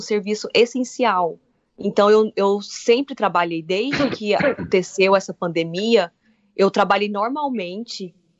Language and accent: Portuguese; Brazil; now in Ireland; A gente, como brasileiro, como estudante